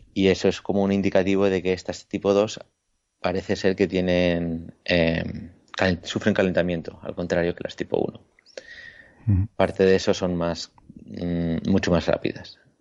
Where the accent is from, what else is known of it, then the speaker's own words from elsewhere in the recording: Ibiza, Balearic Islands, Spain; moved away; also born or lived in La Laguna, Tenerife; soy de Ibiza